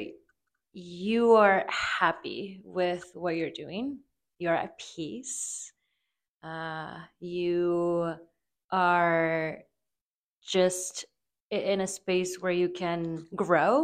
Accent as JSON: {"language": "English", "town": "Torreón", "region": "Coahuila", "country": "Mexico", "moved": "yes", "lives_now": "Denver, United States", "said": "I am an undocumented immigrant from Torreon, Coahuila, Mexico. And I am currently in Denver."}